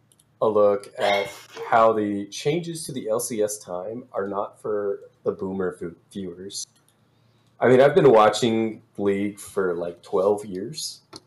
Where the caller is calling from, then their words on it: Sioux Falls, South Dakota, United States; Sioux Falls, South Dakota.